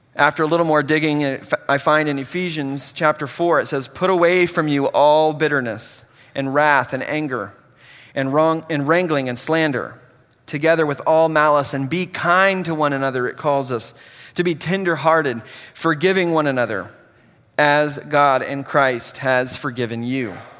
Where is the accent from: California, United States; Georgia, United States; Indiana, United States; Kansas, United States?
Kansas, United States; Hutchinson; a junior college in Hutchinson, my hometown